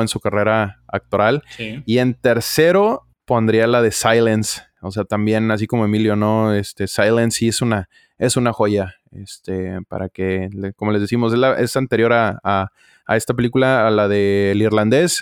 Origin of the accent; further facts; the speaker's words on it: Mexico; nosotros como mexicanos